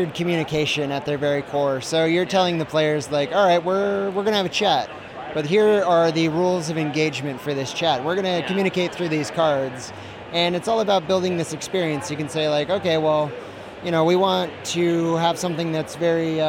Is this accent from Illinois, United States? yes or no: no; Seattle, Washington, United States; I am from Seattle, Washington.